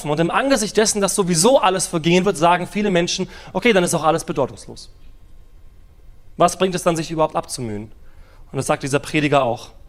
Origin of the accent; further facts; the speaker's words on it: Germany; Wir als Deutsche sind ja so ein bisschen Sicherheitsfanatiker.